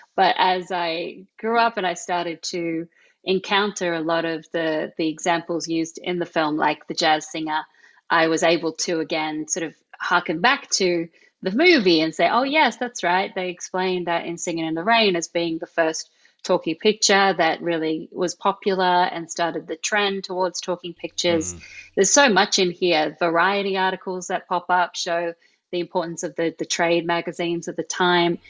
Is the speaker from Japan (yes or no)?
no; Australia; accent: Australian; my Australian accent